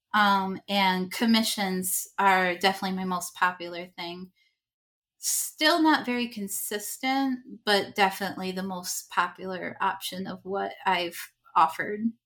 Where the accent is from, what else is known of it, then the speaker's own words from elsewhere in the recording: Rochester, New York, United States; I'm from Rochester, New York